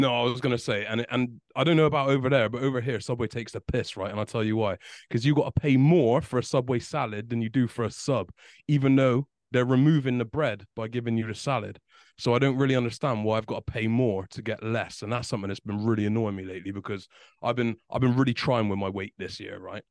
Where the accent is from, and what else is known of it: United Kingdom